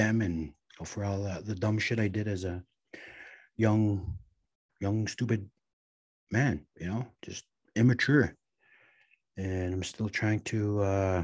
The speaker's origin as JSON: {"language": "English", "town": "Red Lake", "region": "Minnesota", "country": "United States", "tie": "born or raised there", "said": "growing up in Red Lake, raising a family"}